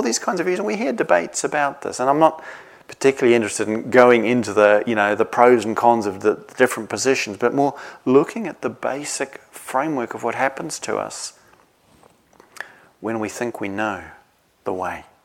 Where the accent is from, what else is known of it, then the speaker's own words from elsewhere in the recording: New Zealand; now in England; I come from New Zealand, I don't live there anymore.